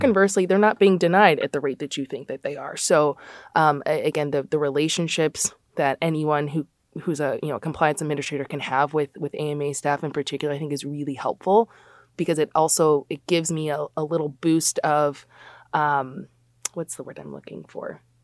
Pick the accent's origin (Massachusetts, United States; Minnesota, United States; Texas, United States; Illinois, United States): Illinois, United States; Chicago; also born or lived in New Jersey; I'm born and raised in the Big Ten. Um, so we went to the Big Ten conference, went out to New Jersey. I worked at Rutgers for just under four years, and then I got to come home. I'm from Chicago